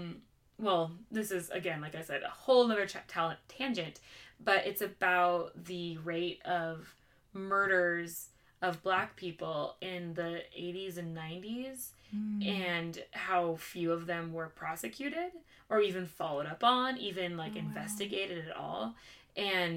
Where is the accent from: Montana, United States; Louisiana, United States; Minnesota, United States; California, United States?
Montana, United States; Glasgow; where I grew up in Glasgow over here.